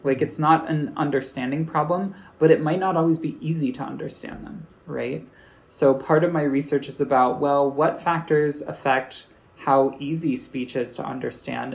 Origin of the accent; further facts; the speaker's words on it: United States; accent: American; people in my class told me I have an American accent